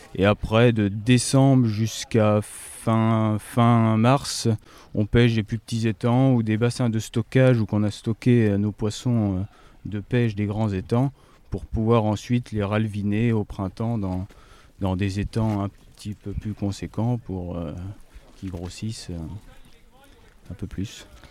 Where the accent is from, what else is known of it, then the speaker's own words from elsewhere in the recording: Brenne, Centre-Val de Loire, France; comme chez nous en Brenne